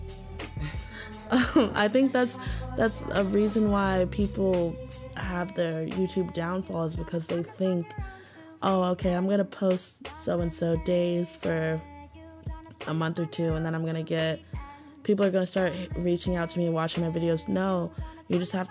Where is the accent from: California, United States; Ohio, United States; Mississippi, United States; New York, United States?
Ohio, United States; I'm from Ohio